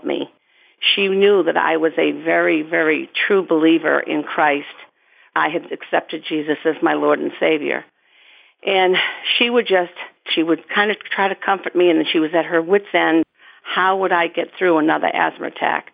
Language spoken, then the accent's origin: English; South Shore of Massachusetts, United States; I grew up on the South Shore of Massachusetts, three houses up from the beach